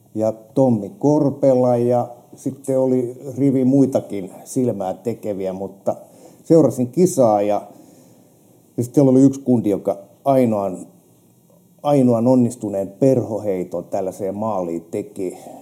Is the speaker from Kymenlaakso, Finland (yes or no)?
yes; Kotka, Kymenlaakso, Finland; meikäläinen on Kotkasta